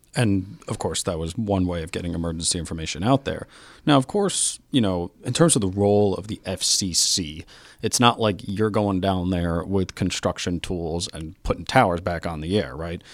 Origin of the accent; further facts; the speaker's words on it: New York City, New York, United States; I'm from New York City, of course.